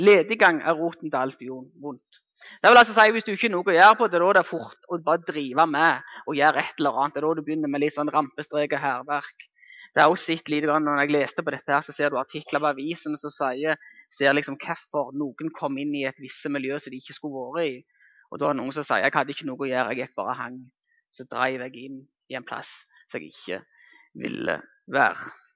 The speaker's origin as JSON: {"language": "Norwegian", "area": "Jæren", "region": "Rogaland", "country": "Norway", "said": "Nå er jeg hjemme på Jæren."}